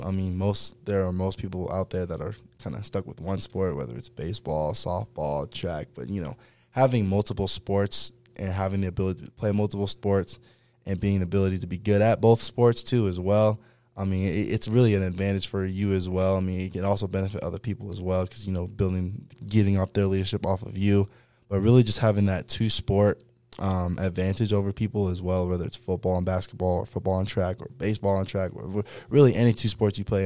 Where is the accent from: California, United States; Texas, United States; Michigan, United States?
California, United States; Fresno; also born or lived in Los Angeles, California / Clovis, California; I'm originally from, uh, Los Angeles, California, but, um, you know, as a growing up, I moved to, uh, Central California, a city called Fresno